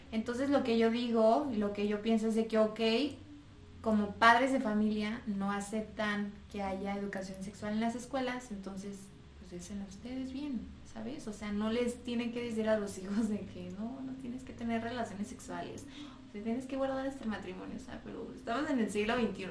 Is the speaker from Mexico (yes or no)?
yes; Mexico; mis amigos de toda la vida de aquí de México